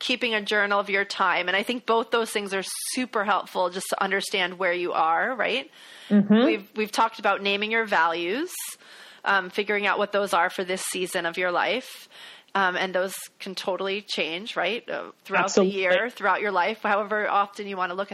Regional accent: the South, United States; I grew up in the South.

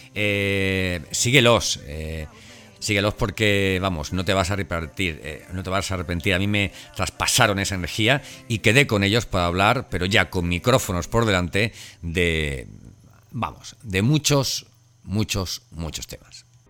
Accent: Elche, Valencian Community, Spain; moved away; estuve en Elche, en mi ciudad natal

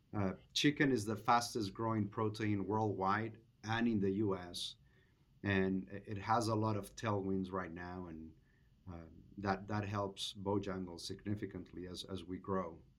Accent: Venezuela; moved away as an adult; now in United States; I'm originally from Venezuela, came to the U S in two thousand three for graduate school, and have been here for about twenty years

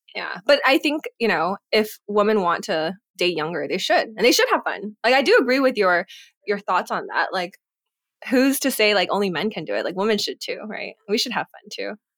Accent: United States; moved away; also born or lived in Singapore / California; being Asian American, having friends or community in California that we could always go back

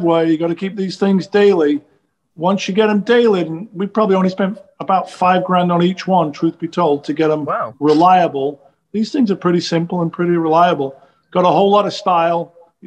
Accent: England, United Kingdom; moved away as an adult; now in Los Angeles, United States; growing up in England in the 70s.

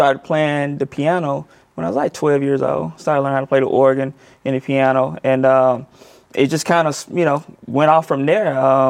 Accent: Clarksdale, Mississippi, United States; Well, I actually grew up in a small town called Clarksdale, Mississippi. I was born there and raised there.

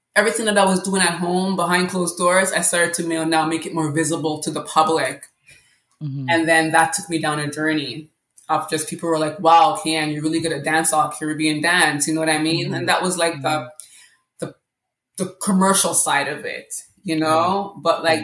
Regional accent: Canada; also born or lived in Jamaica; Well, I was born in Jamaica. I came to Canada at 8 years old.

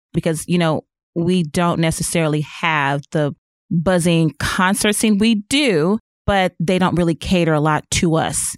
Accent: Chicago, Illinois, United States; moved away as an adult; now in Northwest Arkansas, United States; I'm from Chicago

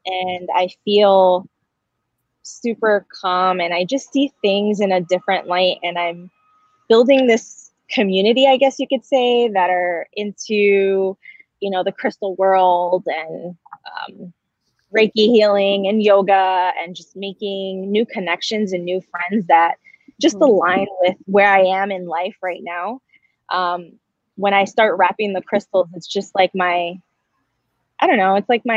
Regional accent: New Jersey, United States; moved away as an adult; now in San Diego, United States; I'm originally from New Jersey. I moved out to San Diego about a year ago

